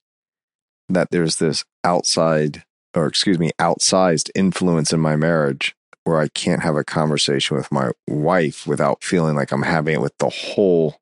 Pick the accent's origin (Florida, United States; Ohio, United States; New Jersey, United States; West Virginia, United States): Florida, United States; my home state here